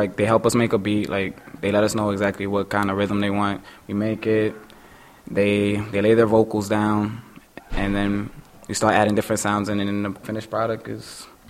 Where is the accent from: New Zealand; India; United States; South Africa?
United States; New York City, New York; I am from Queens, New York